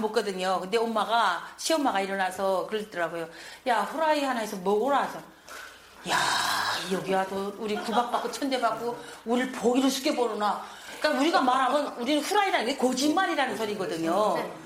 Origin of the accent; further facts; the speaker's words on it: North Korea; now in South Korea; 한국에 탈북해서